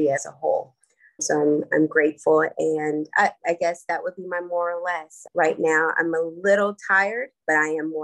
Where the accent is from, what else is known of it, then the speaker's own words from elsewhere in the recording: Los Angeles, California, United States; I am born and bred in Los Angeles, California